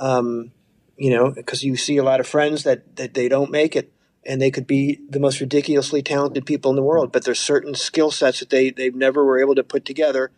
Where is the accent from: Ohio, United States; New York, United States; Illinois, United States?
Illinois, United States; Chicago; I grew up in Chicago